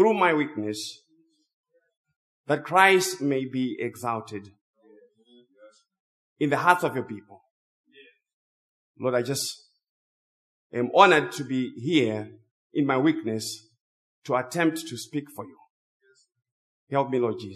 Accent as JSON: {"language": "English", "country": "Zimbabwe", "tie": "born or raised there", "second_language": "English", "moved": "yes", "said": "English is my second language. I grew up in Zimbabwe."}